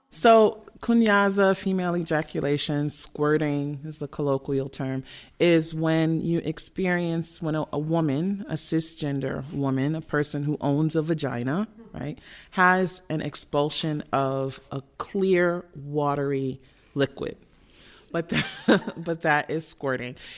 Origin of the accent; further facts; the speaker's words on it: Detroit, Michigan, United States; I'm from the Midwest and Detroit is rainy a lot